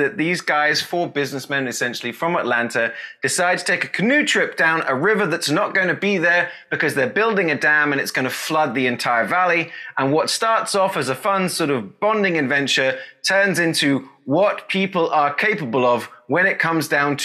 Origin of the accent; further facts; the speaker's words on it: England, United Kingdom; moved away as an adult; also born or lived in Asia; now in Texas, United States; Now I'm known as that Englishman in Texas